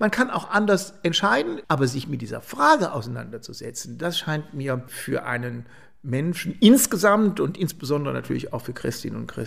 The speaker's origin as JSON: {"language": "German", "town": "Eichstätt", "region": "Bavaria", "country": "Germany", "said": "Wir haben, ich bin aus Eichstätt-Rebdorf, einen wunderbaren Friedhof."}